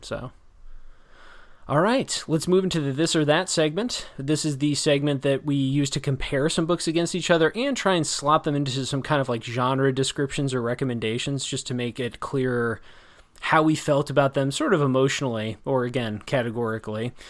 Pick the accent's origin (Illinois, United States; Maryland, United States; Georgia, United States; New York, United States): Illinois, United States; around Chicago in the Midwest; I grew up around Chicago in the Midwest